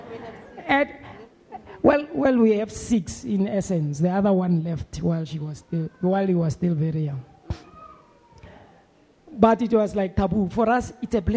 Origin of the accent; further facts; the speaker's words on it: Soweto, Gauteng, South Africa; as a young boy growing up in Midlands, in Soweto